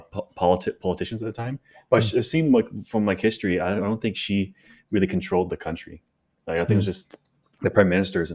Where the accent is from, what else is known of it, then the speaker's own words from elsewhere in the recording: Canada; I'm a Canadian